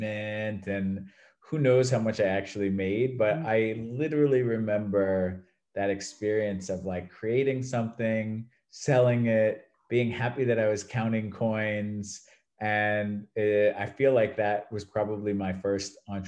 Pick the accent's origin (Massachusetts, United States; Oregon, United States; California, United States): Massachusetts, United States; Acton; moved away as an adult; also born or lived in New York area; now in Valencia, Spain; I was born and raised in Massachusetts, in the suburbs outside of Boston